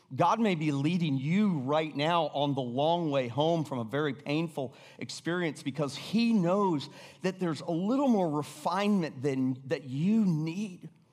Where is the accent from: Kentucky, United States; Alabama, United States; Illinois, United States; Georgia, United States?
Georgia, United States; Atlanta; moved away; also born or lived in Florida; I, I grew up in Atlanta. We bounced back and forth between Florida and Atlanta, but in eighth grade, I finally ended up in Atlanta.